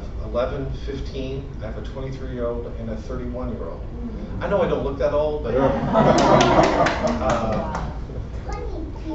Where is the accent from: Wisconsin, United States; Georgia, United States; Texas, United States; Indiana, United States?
Indiana, United States; moved away as an adult; also born or lived in Virginia; now in Brazil; I'm a redneck from Indiana